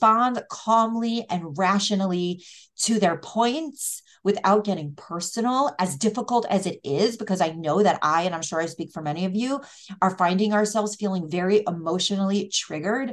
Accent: United States; first language English; also born or lived in Israel; very American and English is my first language

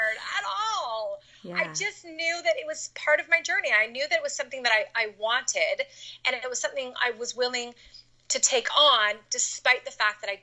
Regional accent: Canada; moved away as an adult; now in United States; I grew up in Canada. And then I moved to the United States when I was 18 to go to school

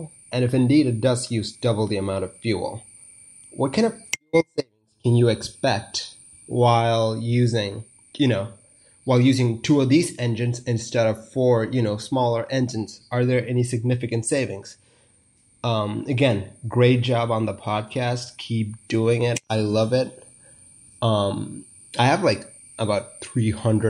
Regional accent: India; I'm from India

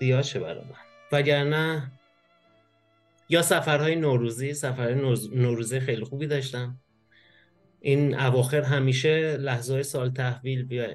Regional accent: Iran; moved away as an adult; now in Germany; من وقتی از ایران اومدم بیرون

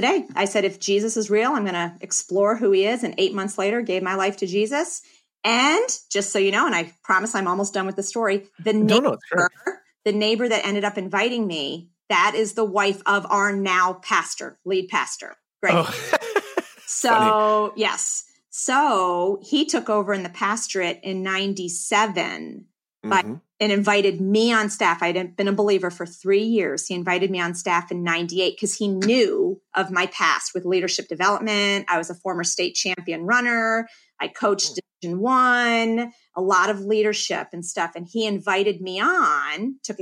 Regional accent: northeastern Pennsylvania, United States; moved away as an adult; also born or lived in Philadelphia, Pennsylvania; now in St. Louis, United States; I'm a Philly girl. Mm-hmm. Born in Philly, raised in northeastern Pennsylvania

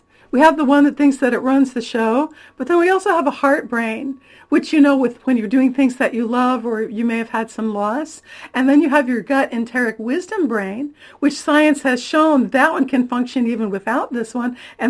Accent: Florida, United States; born there; now in California, United States; Well, I've lived in a lot of places. I was born in Florida, my brother in Georgia, my sister in Ohio. We lived in Missouri and a long time in Michigan. But I've been in California since 1983, and I'm thrilled to call it my home

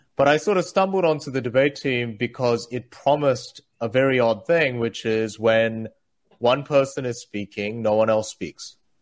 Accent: Australia; English is a second language; also born or lived in South Korea; I moved from South Korea, where I was born, to Australia when I was eight

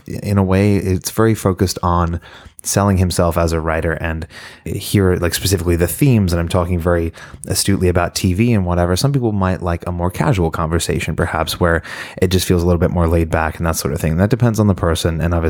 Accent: Shepparton, Victoria, Australia; accent: Australian; Yeah, so I am originally from Australia, even though you might not hear it in my accent anymore. It's kind of disappeared, but it comes back when I'm around other Australians or I'm very drunk.

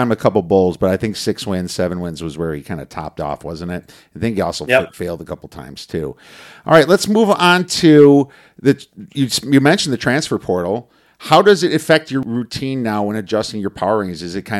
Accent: Ohio, United States; I'm easy from Ohio.

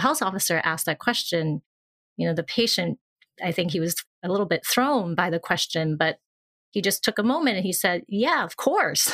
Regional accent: Hong Kong; moved away; also born or lived in New York, United States; I've moved back to my home country or place where I was from in Hong Kong

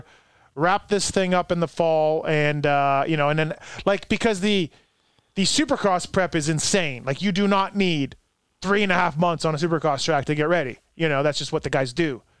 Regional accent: Canada; now in United States

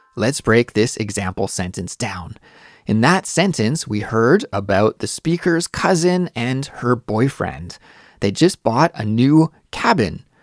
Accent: Canada; moved away as an adult; now in Seoul, South Korea; I'm Canadian, but I live in Seoul, South Korea

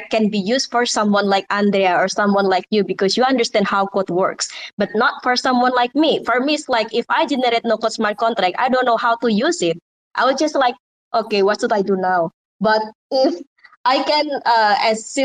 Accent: Indonesia; English is a second language; I'm from Indonesia originally, and English is not my native mother language

